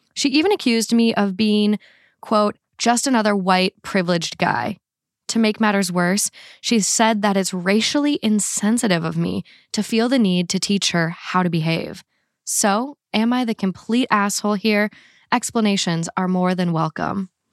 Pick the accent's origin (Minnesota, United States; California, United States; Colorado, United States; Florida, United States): Minnesota, United States; accent: Minnesota; my Minnesota accent